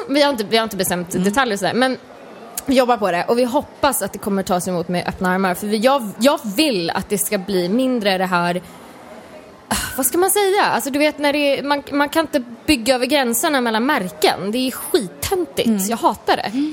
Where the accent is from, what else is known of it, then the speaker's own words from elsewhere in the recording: Sweden; Som svensk